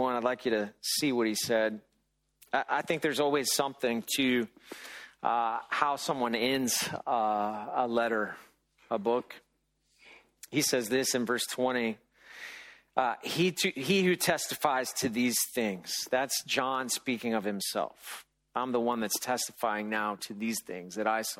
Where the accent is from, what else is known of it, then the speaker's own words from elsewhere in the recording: United States; we're very American about all